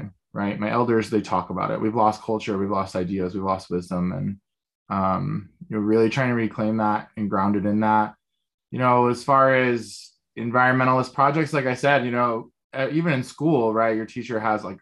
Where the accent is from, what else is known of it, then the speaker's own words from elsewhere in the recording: Denver, Colorado, United States; I am from Denver, Colorado